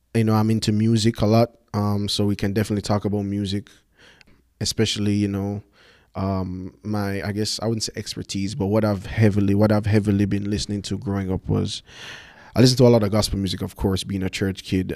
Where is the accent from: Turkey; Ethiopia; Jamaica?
Jamaica; Kingston; I'm from Jamaica, born and raised. Grew up in Kingston